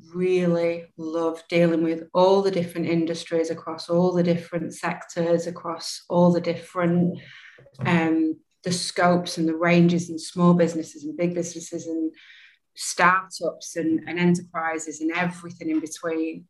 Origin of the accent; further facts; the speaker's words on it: Manchester, North West England, United Kingdom; accent: English; moved away as an adult; now in Australia; originally from Manchester in the UK